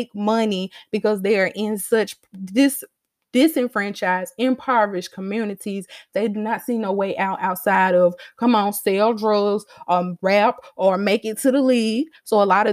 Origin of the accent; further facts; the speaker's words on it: Starkville, Mississippi, United States; I grew up in Starkville